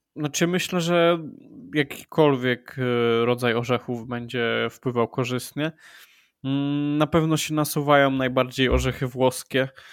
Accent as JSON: {"language": "Polish", "town": "Wrocław", "region": "Lower Silesian Voivodeship", "country": "Poland", "said": "Jestem e, z Wrocławia"}